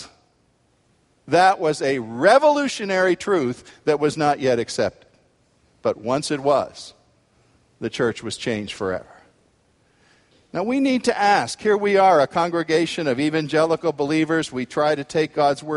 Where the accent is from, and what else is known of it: United States